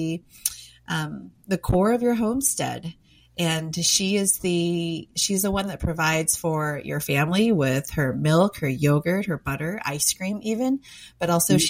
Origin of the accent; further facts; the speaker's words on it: United States; I was born and raised in America, but because of my background, my parents were immigrants